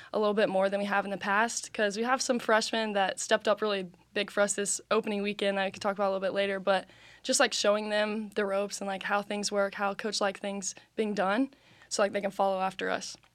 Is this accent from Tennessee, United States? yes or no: yes; Chattanooga, Tennessee, United States; I'm from Chattanooga, Tennessee